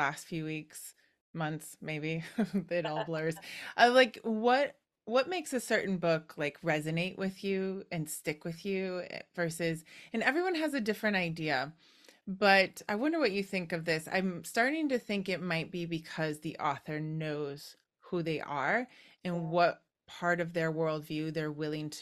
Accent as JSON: {"language": "English", "region": "Wisconsin", "country": "United States", "said": "I'm from Wisconsin"}